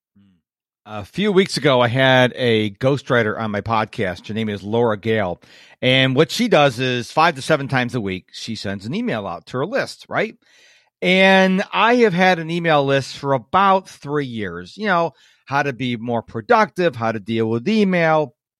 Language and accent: English; Rochester, New York, United States; now in Houston, United States; I was born in New York, uh, Rochester, New York